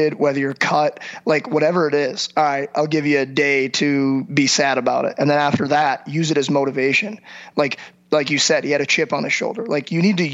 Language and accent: English; Chesterfield, Missouri, United States; in Chesterfield, my hometown